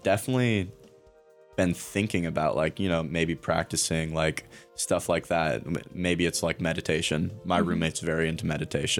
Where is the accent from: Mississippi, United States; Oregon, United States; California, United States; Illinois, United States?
Oregon, United States; Waldport; also born or lived in Nehalem, Oregon; I grew up in Nehalem, Oregon